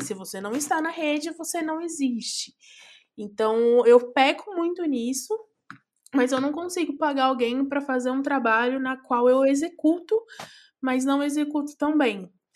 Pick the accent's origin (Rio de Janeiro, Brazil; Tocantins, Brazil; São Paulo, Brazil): São Paulo, Brazil; also born or lived in Belém, São Paulo; Saudade de Itaquera, minha coab